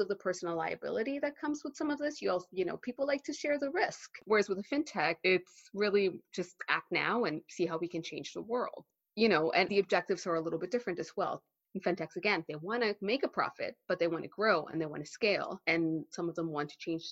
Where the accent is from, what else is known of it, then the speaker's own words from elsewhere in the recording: Texas, United States; also born or lived in Mexico / Canada; now in London, United Kingdom; I am Mexican-Canadian. I grew up in Texas